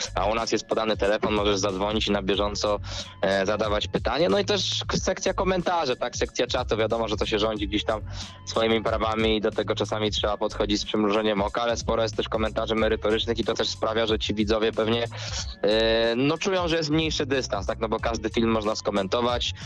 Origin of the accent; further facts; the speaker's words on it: Ząbki, Masovian Voivodeship, Poland; ja jestem z Ząbek